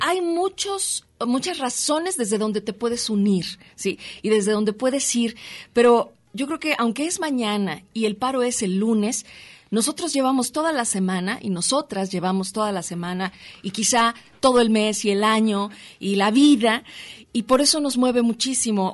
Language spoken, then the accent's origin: Spanish; Mexico City, Mexico; now in Guadalajara, Mexico; nací en la Ciudad de México. Sí, soy chilanga, pero adoptada tapatía.